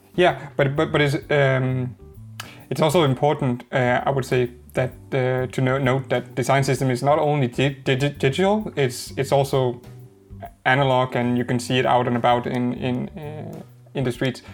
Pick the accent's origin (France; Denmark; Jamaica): Denmark; English is a second language; a Danish guy trying to pronounce an English name